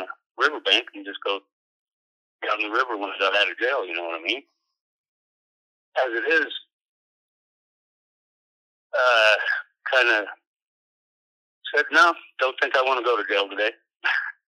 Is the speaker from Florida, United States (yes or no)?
no; Moab, Utah, United States; now in Oklahoma City, United States; I was born and raised in Moab, Utah